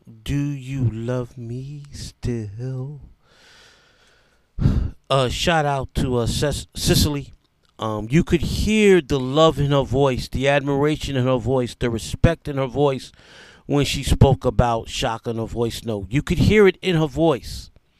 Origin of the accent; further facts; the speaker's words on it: New York, United States; In my opinion, I'm a New Yorker. The two greatest singers to ever come out of New York are … and ….